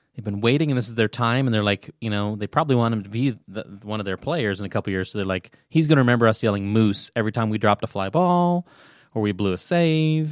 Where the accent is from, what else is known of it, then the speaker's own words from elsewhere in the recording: Nebraska, United States; I grew up in Nebraska